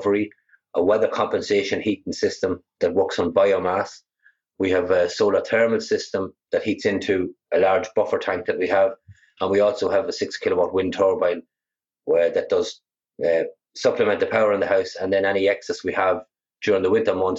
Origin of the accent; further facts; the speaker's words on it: Ireland; also born or lived in United States; I came back from America. I was there for 8 years, and I briefly studied some renewables out there before I came home.